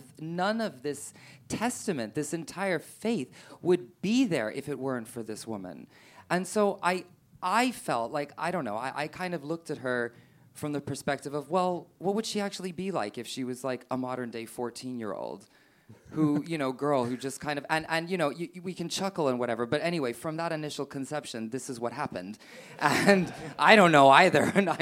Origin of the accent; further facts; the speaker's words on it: West Coast, United States; now in United Kingdom; I'm from the West Coast. We're a bit hippie.